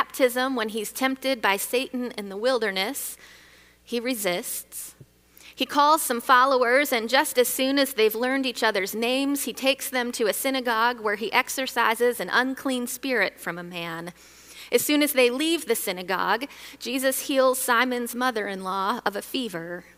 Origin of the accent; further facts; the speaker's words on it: Michigan, United States; Growing up in Michigan